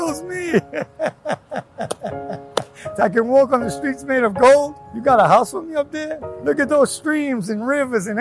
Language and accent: English; New York City, New York, United States; I grew up in New York, grew up in Queens